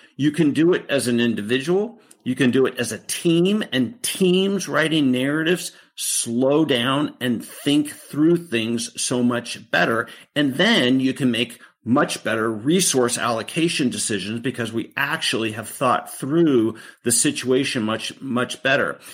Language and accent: English; Beaverton, Oregon, United States; I grew up in Beaverton, Oregon